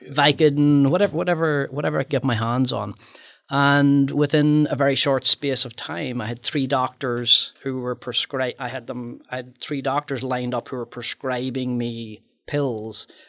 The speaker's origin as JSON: {"language": "English", "region": "Northern Ireland", "country": "United Kingdom", "tie": "born or raised there", "moved": "yes", "said": "my life growing up in Northern Ireland during the Troubles"}